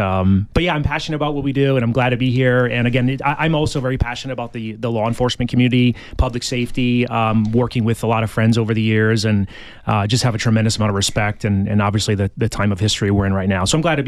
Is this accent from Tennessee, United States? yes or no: no; Niagara Falls, New York, United States; moved away as an adult; now in Tucson, United States; I was not born here. I was born in Niagara Falls, New York, where my father still lives